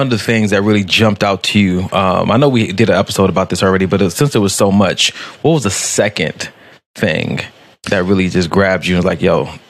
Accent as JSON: {"language": "English", "town": "Los Angeles", "region": "California", "country": "United States", "tie": "born or raised there", "said": "my experience growing up in Los Angeles"}